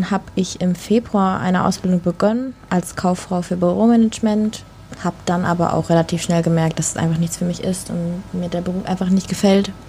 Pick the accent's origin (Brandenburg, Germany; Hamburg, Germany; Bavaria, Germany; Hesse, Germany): Hamburg, Germany; Ich bin 20 Jahre alt. Ich komme aus Hamburg.